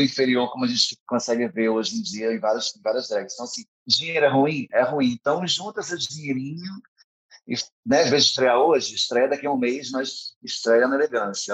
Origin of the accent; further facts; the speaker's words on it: São Gonçalo, Rio de Janeiro, Brazil; eu sou de São Gonçalo